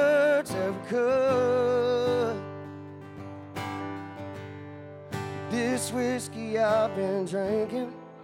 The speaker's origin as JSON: {"language": "English", "region": "South Georgia", "country": "United States", "said": "I'm from South Georgia"}